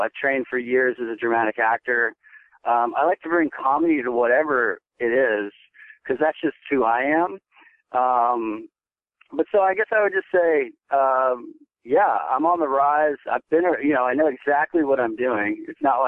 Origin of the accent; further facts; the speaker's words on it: Kentucky, United States; I grew up in Kentucky